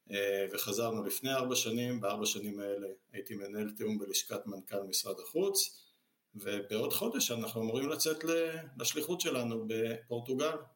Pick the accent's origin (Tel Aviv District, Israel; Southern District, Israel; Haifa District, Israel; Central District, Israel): Central District, Israel; Ra'anana; במקור אני גדלת, נולדתי וגדלתי כל חיי ברעננה, ועברתי לפה רק אחרי שהתחתנו.